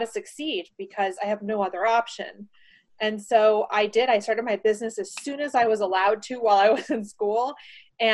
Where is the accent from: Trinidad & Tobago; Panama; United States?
Panama; I was born in Panama, the country of Panama, and I was not so fortunate to be growing up in the country when we ended up getting a dictator